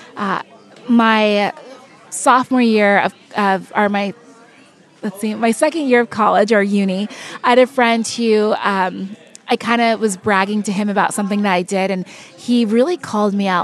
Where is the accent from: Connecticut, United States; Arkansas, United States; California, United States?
California, United States; I was born and raised in California, but my parents are born and raised in, in Nigeria.